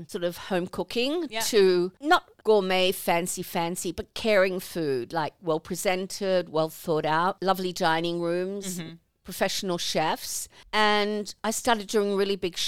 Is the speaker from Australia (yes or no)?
yes; Australia; moved away as an adult; also born or lived in England; I'm Australian